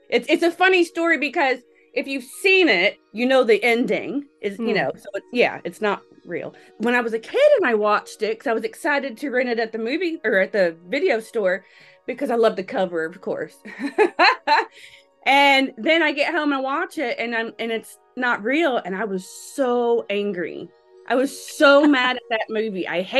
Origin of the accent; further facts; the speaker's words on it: Illinois, United States; also born or lived in Texas / Alabama; now in Las Vegas, United States; I'm from Illinois, Texas, and Alabama, really. You can kind of hear all the accents going on. Moved to Alabama when I was 17.